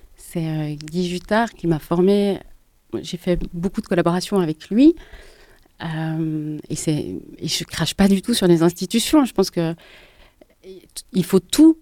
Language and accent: French; Geneva, Switzerland; j'ai grandi à Genève dans les années 80